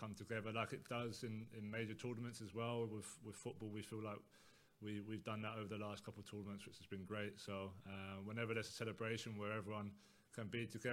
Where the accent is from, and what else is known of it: England, United Kingdom